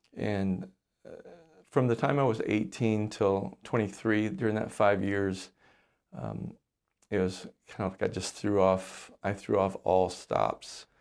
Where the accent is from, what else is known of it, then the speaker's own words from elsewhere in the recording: Alabama, United States; moved away as an adult; now in Le Sueur, United States; I grew up in the Deep South in Alabama.